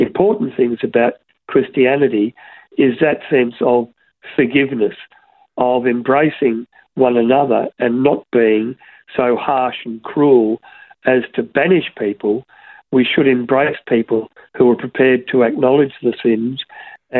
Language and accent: English; Broadmeadows, Victoria, Australia; When I was a young boy growing up in Broadmeadows